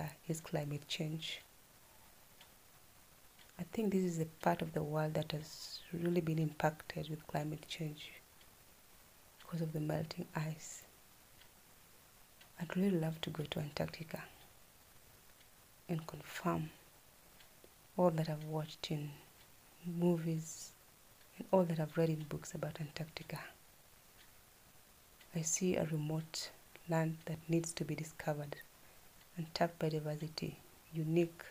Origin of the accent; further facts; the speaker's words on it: Kenya; I am a Kenyan